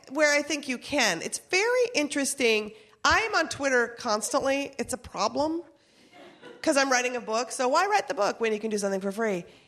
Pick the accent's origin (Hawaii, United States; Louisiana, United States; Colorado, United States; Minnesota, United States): Minnesota, United States; We're from Minnesota.